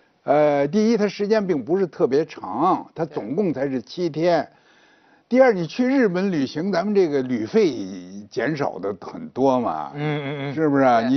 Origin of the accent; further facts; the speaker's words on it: Guangdong, China; 那比比咱们广东人还厉害哇！